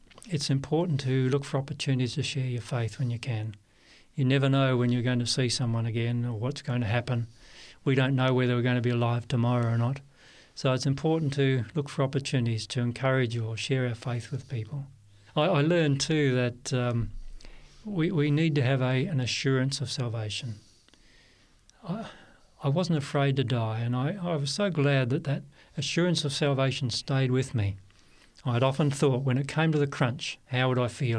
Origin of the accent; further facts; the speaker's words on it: Perth, Western Australia, Australia; moved away as an adult; I was born, Barry, in Perth, Western Australia, and grew up there all my life until after high school